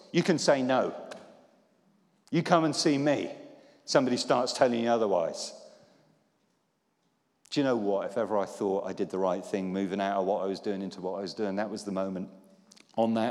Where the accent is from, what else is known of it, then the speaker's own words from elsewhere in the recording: Poole, South West England, United Kingdom; When I was a teenager, I was brought up in Poole in Dorset